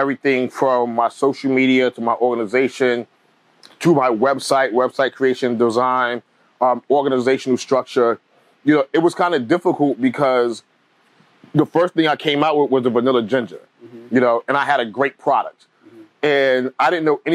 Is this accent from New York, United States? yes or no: yes; New York City, New York, United States; also born or lived in Italy; I grew up in Bed-Stuy in the 80s and 90s